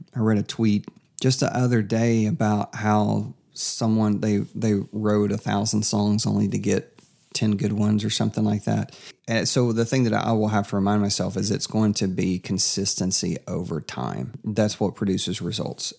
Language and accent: English; Kingsport, Tennessee, United States; also born or lived in Fredericksburg, Virginia; now in Murfreesboro, United States; I am from East Tennessee, so right now we're in the great Middle Tennessee area